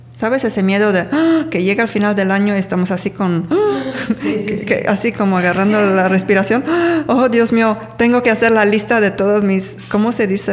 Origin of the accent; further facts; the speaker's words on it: Sardinia, Italy; moved away as an adult; also born or lived in England / Mexico; llegando de mi tierra original, originaria, se dice. Sí, yo soy de Sardeña